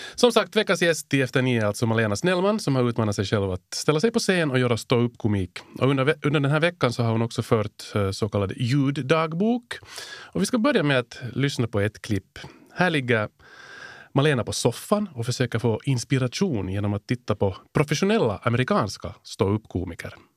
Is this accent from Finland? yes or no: yes; Helsinki, Uusimaa, Finland; accent: Finland Swedish; en sån här Helsingforsbo som jag